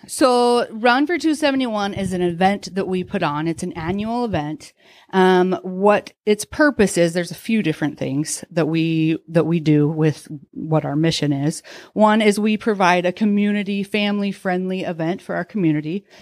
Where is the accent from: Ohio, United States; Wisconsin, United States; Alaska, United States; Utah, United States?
Utah, United States; moved away as an adult; now in Coeur d'Alene, United States; I grew up in Utah, I went to Southern Utah University.